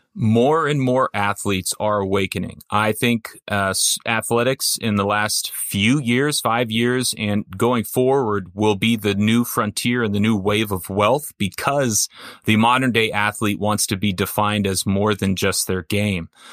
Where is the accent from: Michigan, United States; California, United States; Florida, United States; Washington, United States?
California, United States; Orange County; I grew up in Orange County